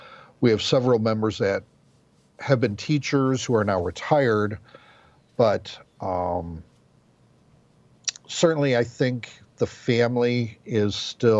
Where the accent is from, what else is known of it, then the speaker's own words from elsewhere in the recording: Midwest, United States; now in Brownwood, United States; growing up in the Midwest, I mean, there were Lutheran churches on every corner.